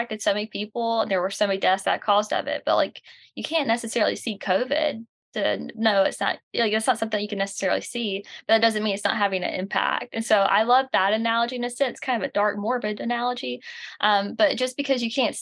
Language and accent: English; the South, United States; accent: Southern; I love being from the South. I'm sure you can tell with this accent. I'm from the South and I love it